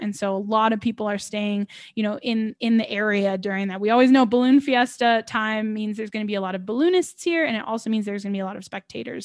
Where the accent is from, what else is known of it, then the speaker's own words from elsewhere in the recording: Albuquerque, New Mexico, United States; here in my hometown